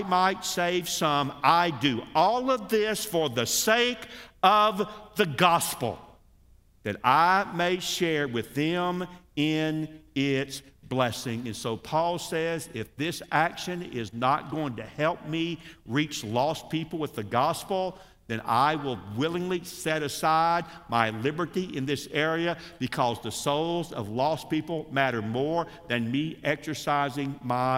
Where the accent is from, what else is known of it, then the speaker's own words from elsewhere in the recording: United States; us Americans